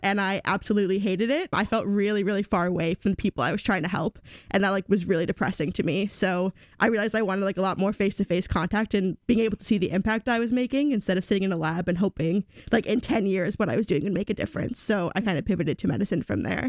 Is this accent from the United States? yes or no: yes; Buffalo Grove, Illinois, United States; moved away; also born or lived in St. Louis, Missouri; I'm from Buffalo Grove, Illinois. It's a suburb of Chicago.